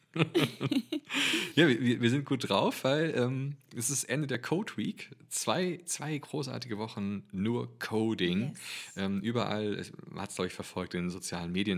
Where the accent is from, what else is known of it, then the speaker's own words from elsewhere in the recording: Germany; als Deutscher